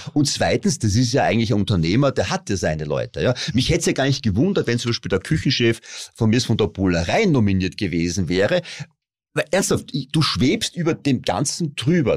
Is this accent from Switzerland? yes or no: no; Styria, Austria; ich komme aus der Steiermark